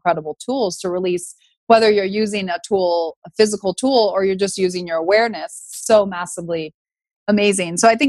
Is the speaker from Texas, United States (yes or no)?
no; Northern California, United States; I grew up in Northern California